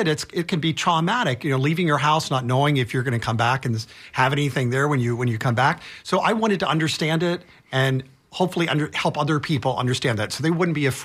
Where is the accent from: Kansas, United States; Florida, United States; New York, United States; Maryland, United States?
Florida, United States; Tampa; I'm a native. I'm from Tampa